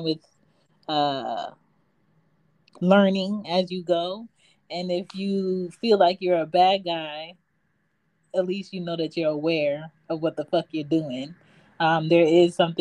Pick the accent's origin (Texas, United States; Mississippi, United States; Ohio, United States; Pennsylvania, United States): Pennsylvania, United States; Philadelphia; now in Atlanta, United States; I'm from Philly, but I'm in Atlanta.